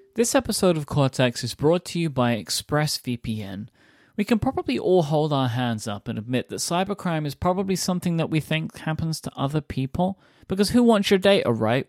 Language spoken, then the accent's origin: English; London, United Kingdom; I grew up in London